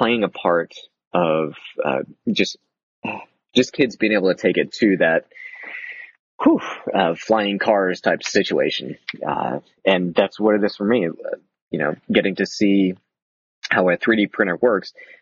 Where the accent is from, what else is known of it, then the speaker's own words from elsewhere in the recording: the South, United States; moved away; I grew up in the South